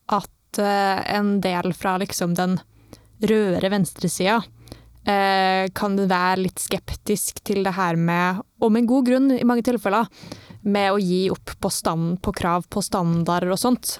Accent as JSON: {"language": "Norwegian", "town": "Trondheim", "region": "Trøndelag", "country": "Norway", "tie": "born or raised there", "said": "når jeg vokste opp på Svartlamoen"}